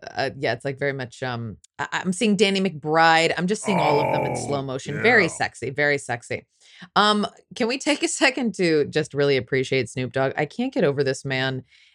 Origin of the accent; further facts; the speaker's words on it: Ireland; No, I really, I'm Irish, so I like being drunk as much as possible in really inappropriate settings.